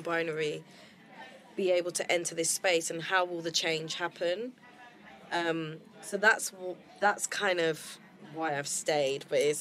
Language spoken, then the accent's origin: English; London, United Kingdom; I was originally from London